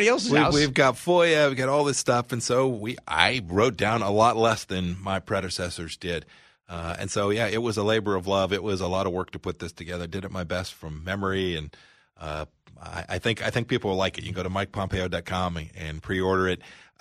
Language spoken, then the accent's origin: English; Kansas, United States; Kansas, my home state?